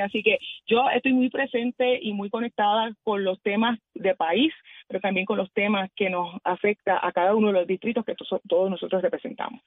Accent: Puerto Rico; yo como mujer puertorriqueña

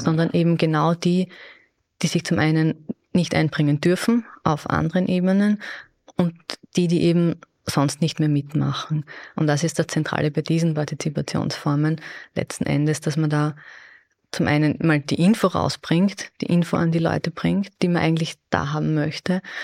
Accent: Austria; bei uns in Österreich

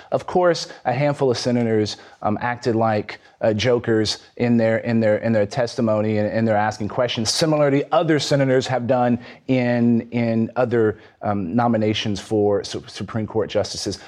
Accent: Texas, United States; my home state of Texas

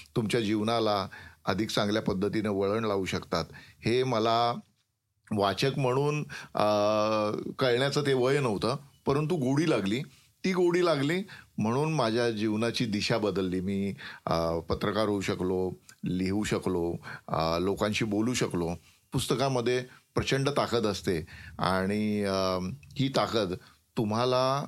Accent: Wada, Maharashtra, India; also born or lived in Jawhar / Mokhada; माझं गाव वाडा जे ठाण्यापासून बासष्ट किलोमीटर अंतरावर आहे

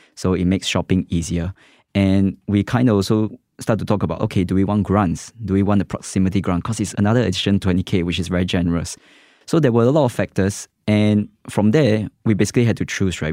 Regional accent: West Region, Singapore; I grew up in the West, Far West

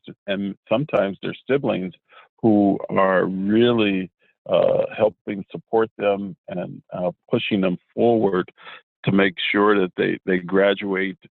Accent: Cleveland, Ohio, United States; moved away; I'm originally from Cleveland, Ohio

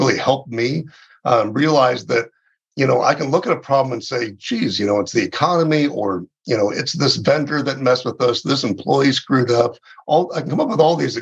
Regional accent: Southern California, United States; moved away as an adult; also born or lived in West Point, New York; now in Phoenix, United States; I grew up in Southern California, and so I was a Southern California kid

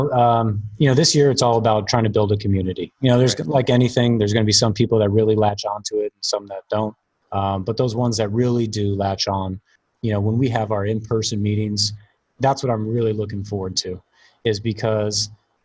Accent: Cape Canaveral, Florida, United States; born there; So, but yeah, I was born in a unique place. I always have a joke because I was born in Cape Canaveral because my father was working with NASA at the time.

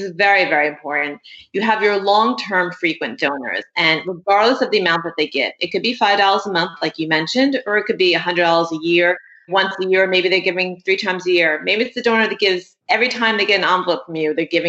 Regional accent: New York City, New York, United States; And I grew up in Brooklyn. I'm actually third generation Brooklyn.

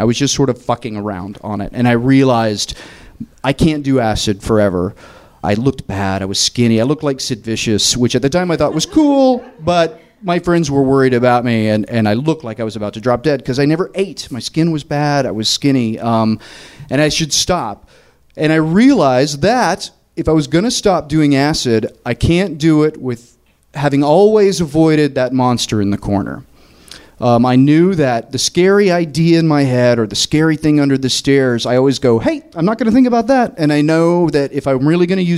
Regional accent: Tennessee, United States; moved away as an adult; also born or lived in New York; I'm from Tennessee.

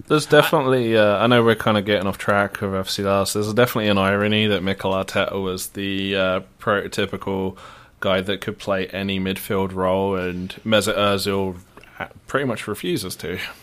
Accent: Luton, East of England, United Kingdom; moved away; I don't pronounce T's. I'm from Luton.

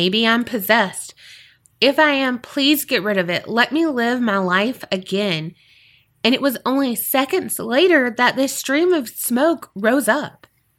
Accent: Australia; I'm an Aussie. G'day. How you doing, mate?

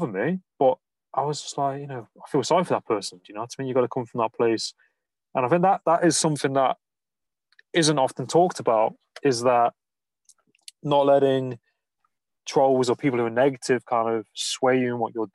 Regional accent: Nottingham, East Midlands, United Kingdom; I'm from Nottingham, and some of the words I pronounce, we drop the A's and the G's and the H's sometimes in the words.

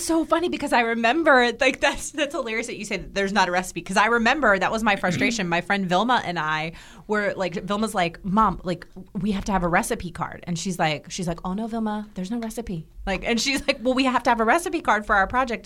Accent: Herndon, Virginia, United States; moved away; I grew up in Herndon, Virginia, right outside of Washington, D C

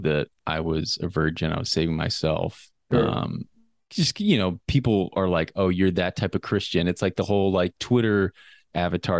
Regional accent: Florida, United States; moved away as an adult; also born or lived in New York City, United States; now in Los Angeles, United States; I was raised in Florida

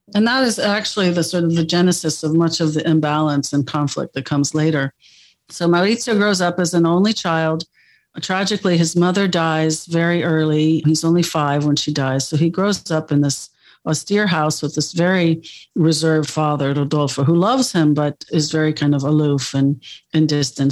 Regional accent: United States; moved away as an adult; also born or lived in Milan

